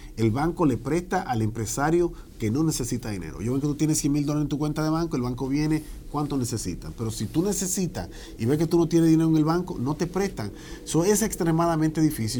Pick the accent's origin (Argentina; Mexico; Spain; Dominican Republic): Dominican Republic; Santo Domingo, Distrito Nacional; also born or lived in Washington Heights, New York, United States; now in New York, United States; yo vine joven eh, a esta gran nación. Nací en la República Dominicana, en la capital.